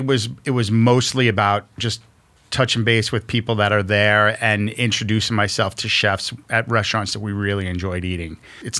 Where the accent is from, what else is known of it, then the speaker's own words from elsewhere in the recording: New York City, New York, United States; I'm a kid from Queens.